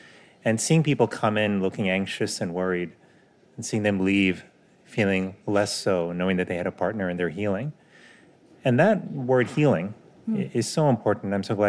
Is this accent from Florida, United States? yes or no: yes; Miami, Florida, United States; What happens is they moved to Miami. So that is where I grew up.